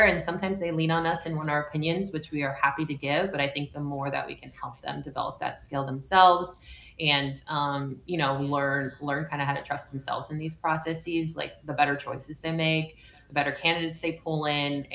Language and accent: English; California, United States; I'm a Californian